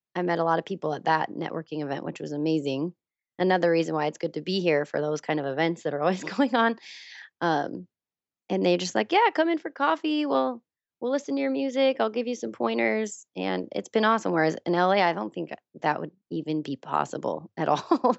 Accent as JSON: {"language": "English", "region": "Wyoming", "country": "United States", "tie": "born or raised there", "moved": "as an adult", "lives_now": "Los Angeles, United States", "said": "I grew up in Wyoming. I was born and raised there."}